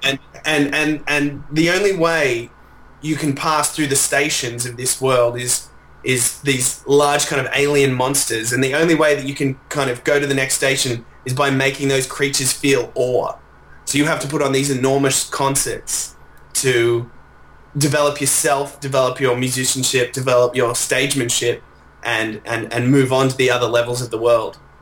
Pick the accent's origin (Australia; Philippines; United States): Australia; Melbourne, Victoria; I'm from Melbourne